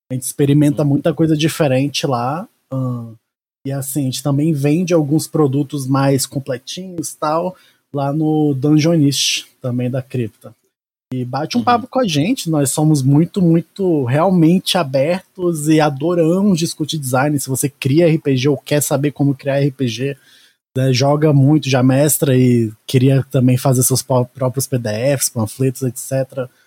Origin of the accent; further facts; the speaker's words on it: Brasília, Federal District, Brazil; Eu sou, sou de Brasília.